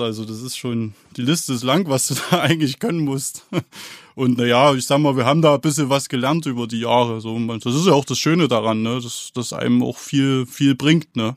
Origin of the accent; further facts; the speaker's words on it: Thuringia, Germany; wir sind Thüringer Jungs und das werden wir auch bleiben